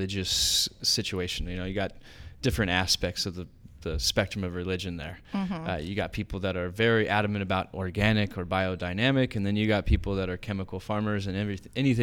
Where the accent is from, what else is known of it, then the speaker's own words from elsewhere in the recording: Oceanside, California, United States; I'm from Oceanside.